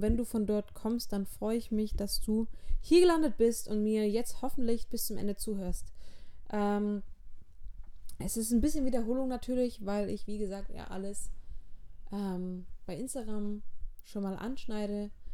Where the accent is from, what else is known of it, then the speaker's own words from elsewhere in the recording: Auenstein, Baden-Württemberg, Germany; also born or lived in Backnang / Schleswig-Holstein; Ich bin mit fünf ungefähr wieder zu meinem Papa gezogen. Ähm, der hat in Auenstein gewohnt und wir wohnen auch immer noch in Auenstein. Das ist ein kleines Dorf in der Nähe von Heilbronn